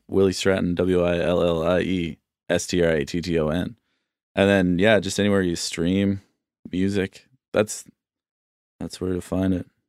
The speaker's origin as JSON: {"language": "English", "town": "Bedford", "region": "Nova Scotia", "country": "Canada", "tie": "born or raised there", "said": "I grew up in Bedford, which is, you know, just a, like, I would take the bus into Halifax"}